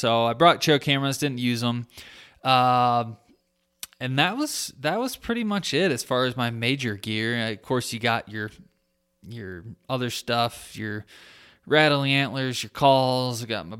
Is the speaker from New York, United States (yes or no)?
no; Michigan, United States; like my home state of Michigan